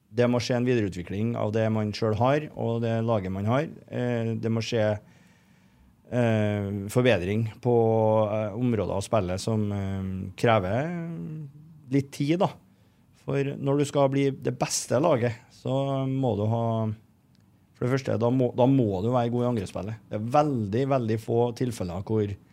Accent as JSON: {"language": "Norwegian", "town": "Trondheim", "region": "Trøndelag", "country": "Norway", "said": "Jeg er jo fra Heimdal"}